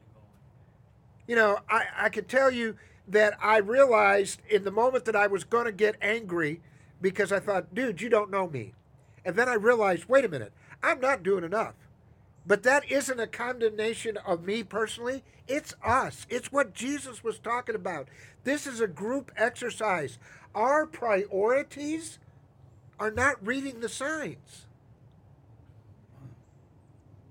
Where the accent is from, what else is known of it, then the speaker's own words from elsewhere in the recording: Chicago, Illinois, United States; now in Atlanta, United States; when I was a kid growing up in Chicago